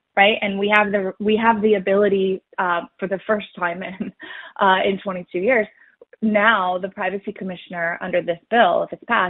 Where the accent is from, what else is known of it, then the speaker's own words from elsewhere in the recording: Canada; as a Canadian